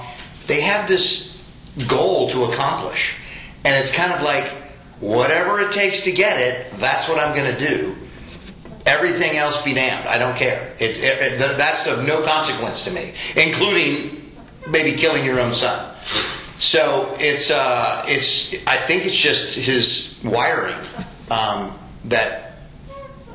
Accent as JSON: {"language": "English", "town": "Houston", "region": "Texas", "country": "United States", "also_born_or_lived": "Sewanee, Tennessee", "said": "I am from Houston, Texas, originally, where I live currently."}